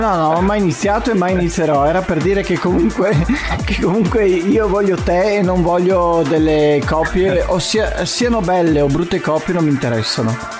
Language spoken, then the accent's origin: Italian; Casarsa della Delizia, Friuli-Venezia Giulia, Italy; abbiamo la sagra del paese che è la sagra di Casarsa e faccio anche un po' di di pubblicità alle manifestazioni del mio paese